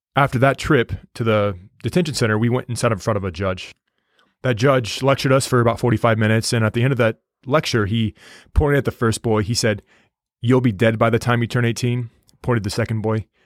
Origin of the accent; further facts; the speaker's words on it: United States; I told him the United States